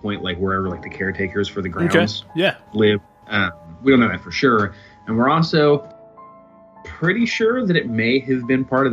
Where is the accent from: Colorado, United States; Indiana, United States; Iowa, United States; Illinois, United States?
Indiana, United States; Muncie; I grew up in Muncie, Indiana